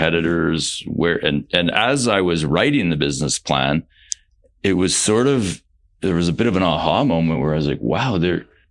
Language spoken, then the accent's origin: English; Canada; We're from Canada